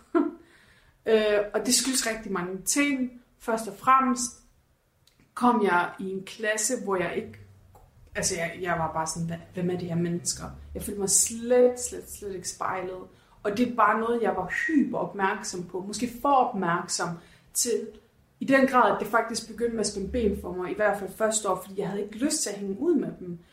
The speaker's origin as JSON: {"language": "Danish", "town": "Horsens", "region": "Central Denmark Region", "country": "Denmark", "tie": "born or raised there", "moved": "yes", "said": "jeg var hjemme i Horsens her for nogle par uger siden"}